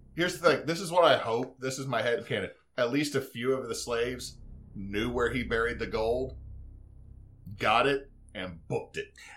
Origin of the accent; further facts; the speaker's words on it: the South, United States; I'm from the South